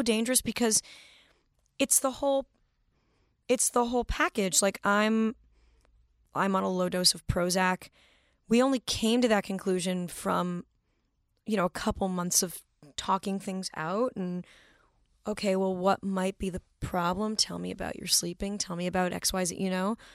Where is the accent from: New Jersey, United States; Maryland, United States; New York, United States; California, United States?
California, United States; Manhattan Beach; born or raised there